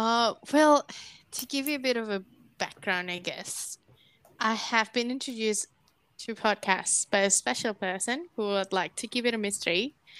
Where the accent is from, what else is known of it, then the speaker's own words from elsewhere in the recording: Singapore; English is a second language; moved away as an adult; also born or lived in Indonesia; now in Australia; I was born in Indonesia, grew up in Singapore, where I met Miki and became bestie until now. Then I moved to Australia for university at first, pretty much fell in love with the country and ended up living here permanently. I have a mixed ethnicity